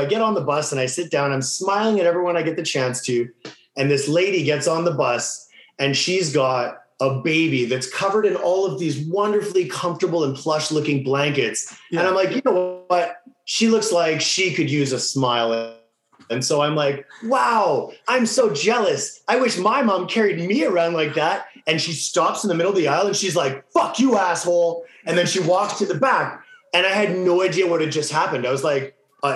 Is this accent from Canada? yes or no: yes; Winnipeg, Manitoba, Canada; Born and raised Winnipeg